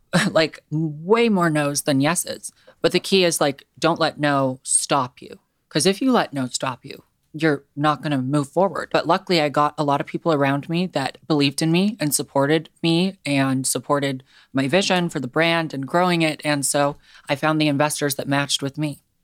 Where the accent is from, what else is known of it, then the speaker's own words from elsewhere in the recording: Seattle, Washington, United States; I actually was born and raised in Seattle